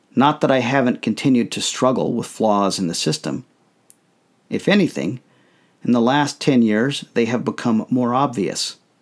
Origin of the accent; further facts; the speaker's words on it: United States; I thought of myself first as a Mormon, second, as a member of my family, and then as an American.